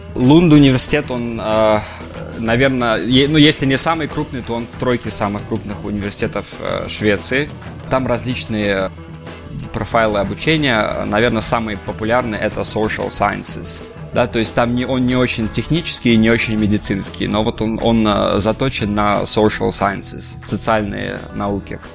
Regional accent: Belarus; moved away as an adult; also born or lived in Saint Petersburg, Russia / Sweden; now in London, United Kingdom; я вырос сам э, в Беларуси

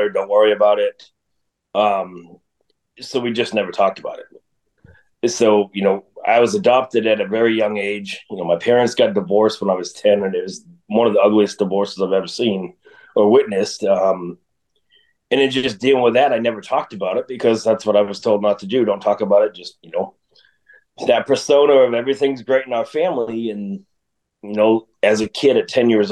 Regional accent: East Coast, United States; moved away; I'm from the East Coast

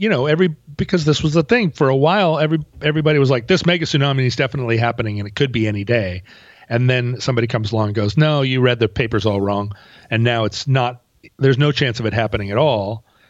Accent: the Northwest, Pacific Northwest, United States; We're from the Northwest

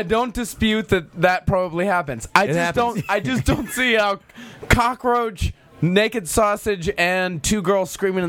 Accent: Texas, United States; this is a story from my home state of Texas.

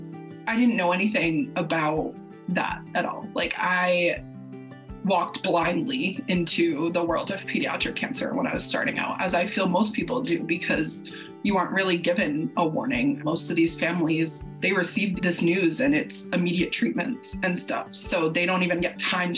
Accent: Massachusetts, United States; we're from Massachusetts

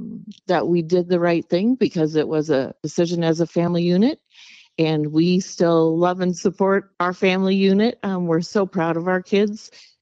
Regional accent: Lynden, Washington, United States; We were both raised in Linden

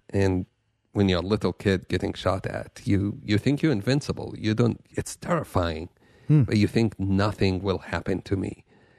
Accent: Jerusalem, Jerusalem District, Israel; Yeah, I grew up in Jerusalem in one of the worst times probably in the conflict.

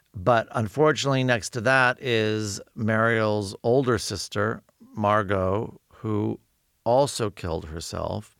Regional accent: Los Angeles, California, United States; I'm from Los Angeles

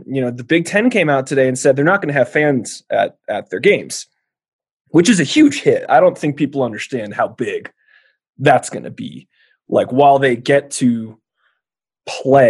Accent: California, United States; moved away as an adult; now in Wyoming, United States; my home state of California

